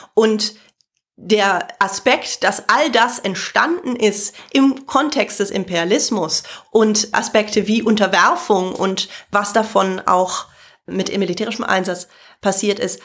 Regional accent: Germany; als Deutsche, sondern insgesamt als Nicht-Britin

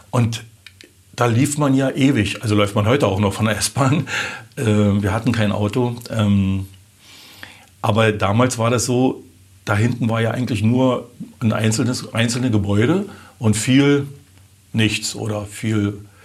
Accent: Hohen Neuendorf, Brandenburg, Germany; ich bin geboren in Hohneuendorf und habe also meine äh, ersten 20 Jahre auch in Hohneuendorf gelebt.

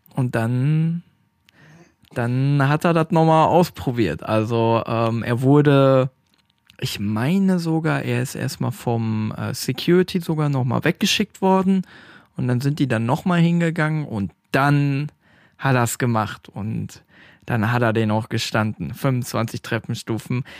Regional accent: Stadtlohn, North Rhine-Westphalia, Germany; bei uns in Stadtlohn

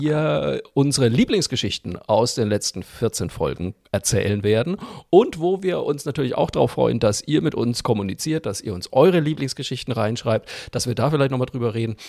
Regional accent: Franconia, Bavaria, Germany; ich bin Franke

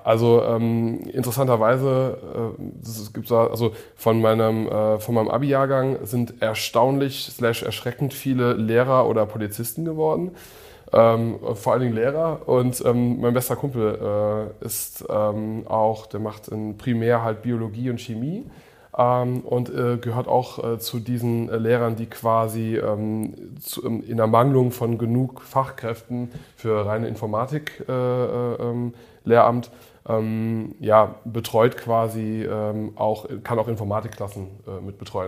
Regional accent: Koblenz, Rhineland-Palatinate, Germany; first language English; German is a second language; bei uns in Koblenz

